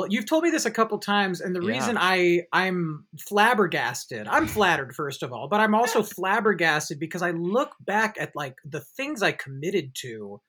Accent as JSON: {"language": "English", "area": "Bay Area", "region": "California", "country": "United States", "tie": "born or raised there", "said": "we grew up in the Bay Area together"}